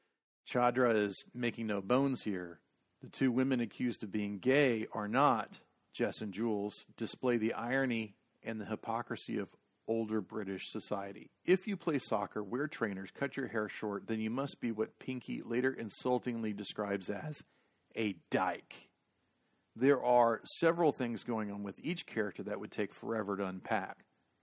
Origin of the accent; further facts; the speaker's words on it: Texas, United States; Growing up in Texas